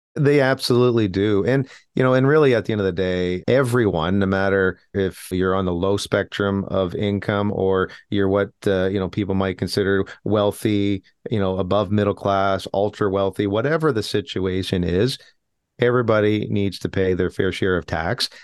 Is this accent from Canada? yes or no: yes; Canada; as Canadian citizens